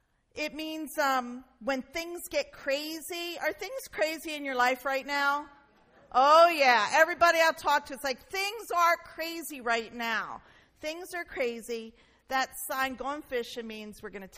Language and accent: English; Newark, United States; we grew up in Newark in a neighborhood called Nottingham Green